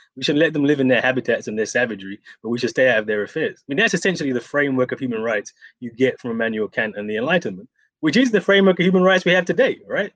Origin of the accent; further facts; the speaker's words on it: United Kingdom; I'm from Britain